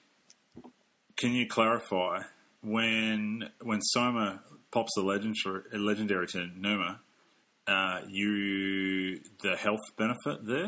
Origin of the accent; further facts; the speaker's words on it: Australia; I'm Australian